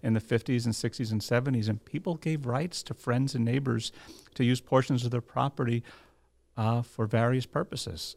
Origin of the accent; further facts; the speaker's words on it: New Jersey, United States; also born or lived in Monmouth County, New Jersey; born and bred in New Jersey